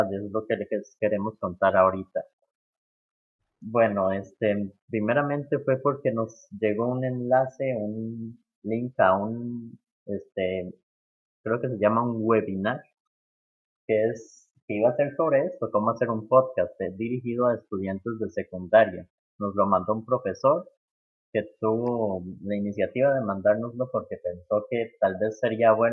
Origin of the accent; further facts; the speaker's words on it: Costa Rica; somos ticos, somos de Costa Rica